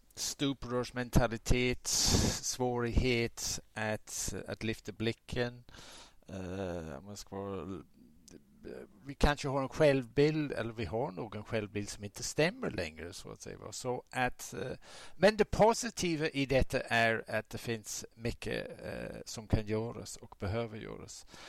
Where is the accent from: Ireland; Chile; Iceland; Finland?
Ireland; southern Ireland; now in Sweden; ursprungligen kommer jag från södra Irland, republiken Irland.